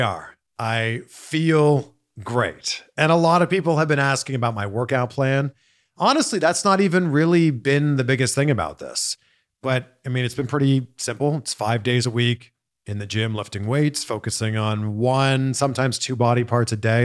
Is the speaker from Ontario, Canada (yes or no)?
yes; Toronto, Ontario, Canada; now in Los Angeles, United States; moved here from somewhere else, like myself, you know, I'm originally from Toronto